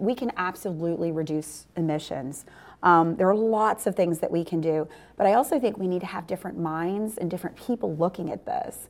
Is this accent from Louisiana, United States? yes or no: yes; New Orleans, Louisiana, United States; now in Houston, United States; I come from New Orleans